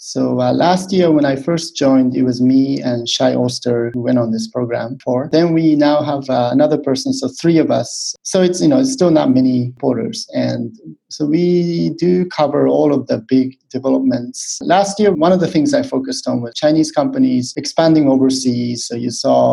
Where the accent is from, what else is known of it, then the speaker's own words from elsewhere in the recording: Japan; moved away as an adult; also born or lived in United States; now in Hong Kong; I'm from Japan